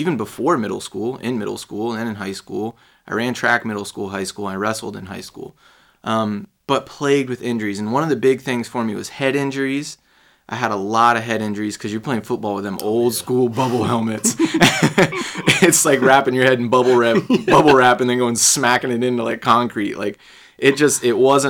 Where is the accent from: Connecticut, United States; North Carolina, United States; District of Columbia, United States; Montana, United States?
North Carolina, United States; Fuquay-Varina; also born or lived in Raleigh, North Carolina / Chicago / Charlotte, North Carolina; now in St. Petersburg, United States; I mainly grew up in a town called Fuquay Varina